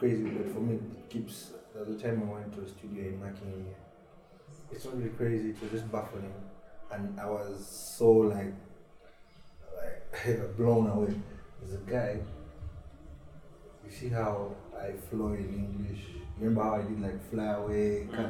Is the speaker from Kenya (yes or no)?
yes; Kenya; Me, I'm Kenyan, so I do Swahili.